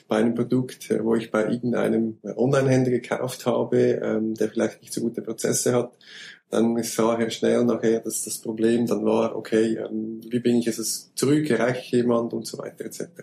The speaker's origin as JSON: {"language": "German", "country": "Switzerland", "said": "Äh, wie man es hört, komme ich aus der Schweiz."}